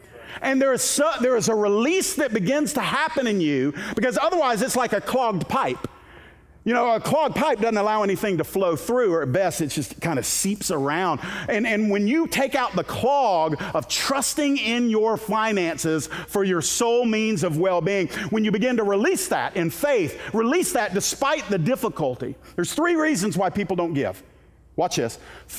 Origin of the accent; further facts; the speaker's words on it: Miami, Florida, United States; born there; I was born in Miami, Florida, June 16th, 1970, in Homestead Air Force Base.